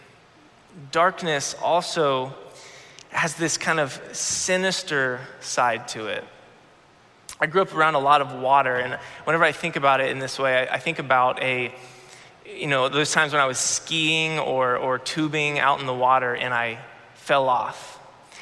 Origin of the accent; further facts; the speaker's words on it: Florida, United States; I grew up in Florida